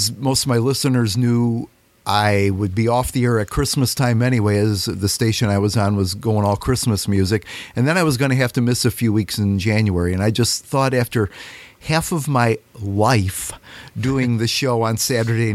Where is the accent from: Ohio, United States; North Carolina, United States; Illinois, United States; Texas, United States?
Illinois, United States; Chicago suburbs; moved away as an adult; now in Oglesby, United States; I grew up in the Chicago suburbs, northern suburbs, and I moved down here in 1980 to take over my father-in-law's business in Oglesby